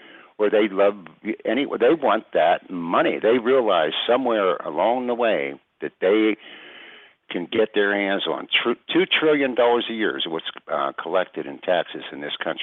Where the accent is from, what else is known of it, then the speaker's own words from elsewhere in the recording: United States; I know, but I'm an American.